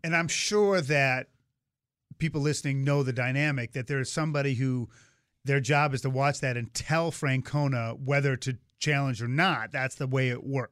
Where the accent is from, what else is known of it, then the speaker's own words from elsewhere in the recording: Swampscott, Massachusetts, United States; I grew up in Swampscott, Massachusetts